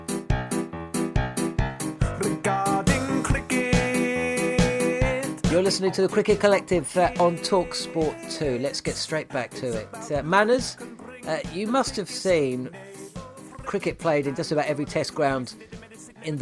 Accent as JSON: {"language": "English", "region": "London", "country": "United Kingdom", "tie": "born or raised there", "said": "growing up in South London"}